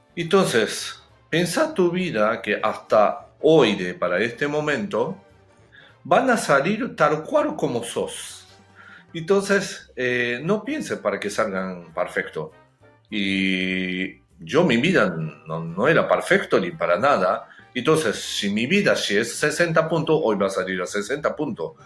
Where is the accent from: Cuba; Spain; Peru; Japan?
Japan; Spanish is a second language; moved away; also born or lived in Argentina; yo soy japonés